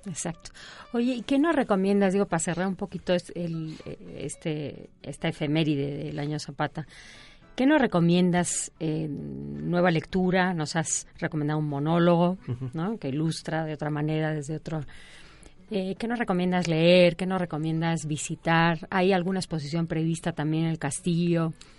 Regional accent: Spain; yo soy española

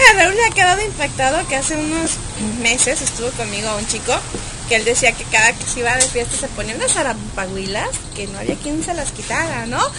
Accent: Guadalajara, Jalisco, Mexico; accent: tapatío

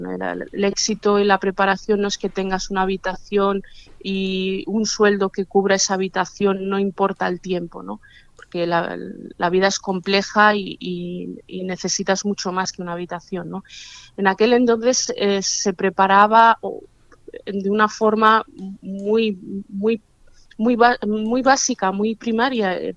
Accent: Barcelona, Catalonia, Spain; born there; pues si nací en Barcelona, ¿por qué no vuelvo a Barcelona a empezar otra vez a ver qué sucede?

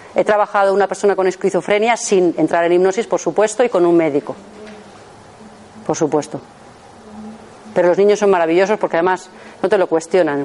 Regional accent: Madrid, Community of Madrid, Spain; yo soy de Madrid, trabajo en Madrid

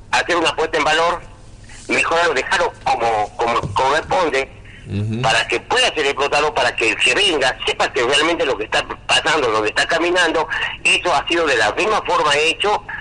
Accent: Salta, Argentina; de este, de mi pueblo, de, mi comunidad, que es la era una comunidad con 40 familias aproximadamente

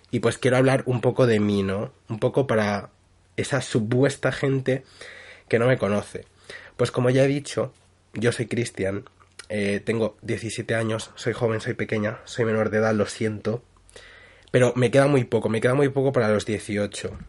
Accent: Madrid, Community of Madrid, Spain; born there; Vale, yo nací en Madrid, la capital de España, pero es que viví allí muy poco y luego me he ido como moviendo de un sitio a otro.

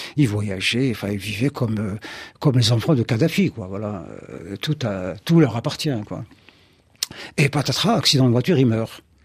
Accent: Algeria; je suis algérien, je vis en Algérie

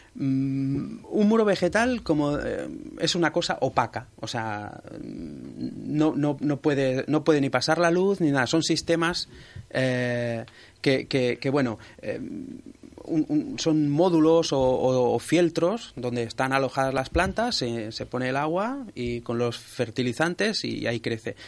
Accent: Sabadell, Catalonia, Spain; yo soy de Sabadell

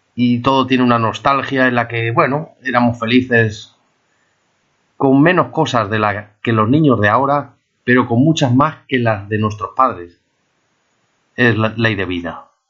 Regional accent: Spain; also born or lived in Palamós; los españoles nos creímos importantes

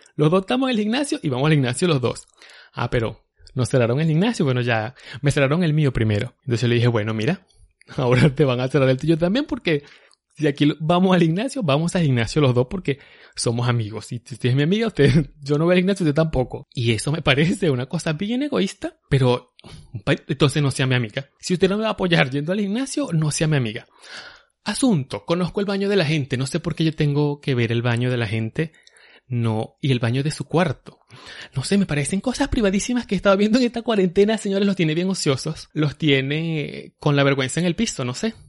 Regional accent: Venezuela; now in New York, United States; nosotros somos ya los venezolanos, somos los nuevos judíos

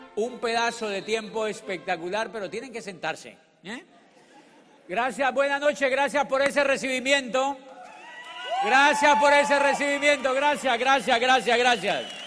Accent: Colombia; born or raised there; moved away as an adult; also born or lived in Neiva, Colombia / Popayán, Colombia / Spain

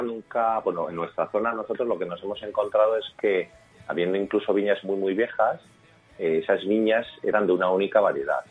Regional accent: La Rioja, Spain; also born or lived in Ireland; vives en La Rioja, soy riojano

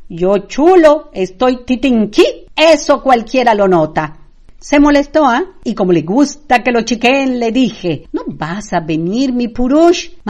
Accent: Yucatán, Mexico; ni crean que no vamos a festejar el inicio de nuestra historia como mexicanos. Eso sí, lo festejo en mi casa, pero como debe ser, a lo yucateco.

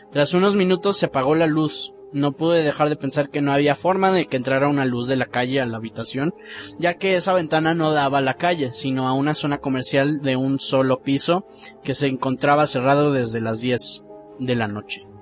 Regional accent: San Luis Potosí, Mexico; bueno, mi historia sucedió cuando era niño y vivía en SLP, o sea, San Luis Potosí.

